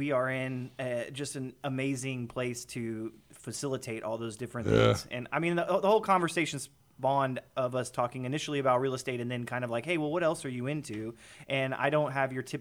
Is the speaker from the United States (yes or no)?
yes; Houston, Texas, United States; now in Lake Conroe, United States; I grew up in Houston, so I grew up out in the Cypress area